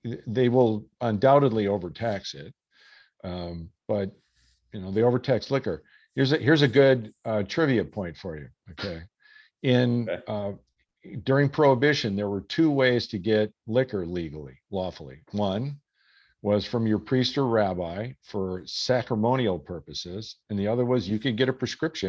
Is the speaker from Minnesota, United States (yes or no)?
yes; Minnesota, United States; I grew up in Minnesota, right?